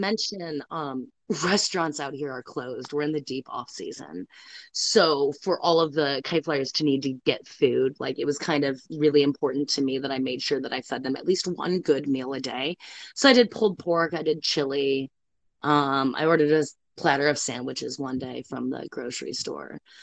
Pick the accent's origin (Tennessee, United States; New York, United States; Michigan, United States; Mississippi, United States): Michigan, United States; Detroit; now in Corolla, United States; I grew up in the Metro Detroit area